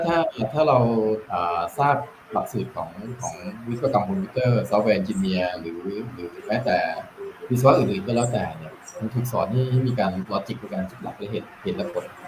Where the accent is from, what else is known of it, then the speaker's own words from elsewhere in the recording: Thailand; also born or lived in Singapore; ก็ก็ขอ Early Retire ออกมาเพื่อจะกลับมาช่วยบ้านเกิด